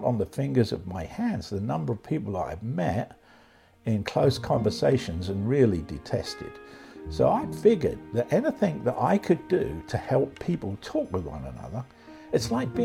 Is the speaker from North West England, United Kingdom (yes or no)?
no; London, United Kingdom; moved away as an adult; now in United States; I was born in London just at the end of World War II